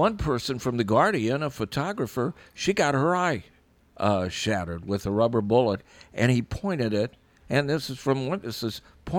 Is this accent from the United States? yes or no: yes; United States; I grew up in the Quad Cities and I was Jewish. I remember being called a kike. I remember that we couldn't move into certain neighborhoods because they were restricted, and this was in the 60s.